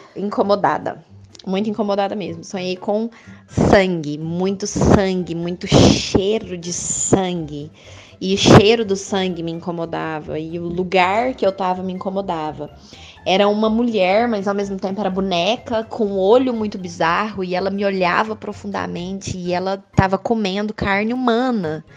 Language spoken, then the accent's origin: Portuguese; Uberlândia, Minas Gerais, Brazil; eu sou de Uberlândia